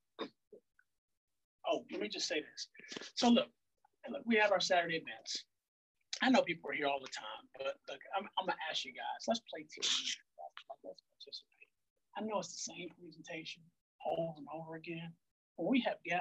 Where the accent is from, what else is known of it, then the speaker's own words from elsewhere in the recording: Maryland, United States; also born or lived in Philadelphia; I was living in Philadelphia, but I'm from Maryland. I'm from this area